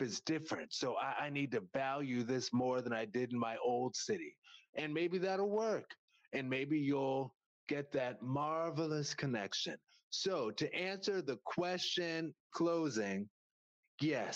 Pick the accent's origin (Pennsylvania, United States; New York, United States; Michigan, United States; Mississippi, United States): New York, United States; upstate; moved away; I was born in New York City, right? And then I spent the first part of my childhood in upstate New York